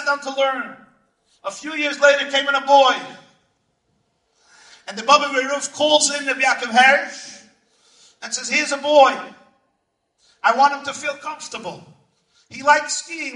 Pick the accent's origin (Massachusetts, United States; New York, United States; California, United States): New York, United States; New York City; I grew up in the Crown Heights section of Brooklyn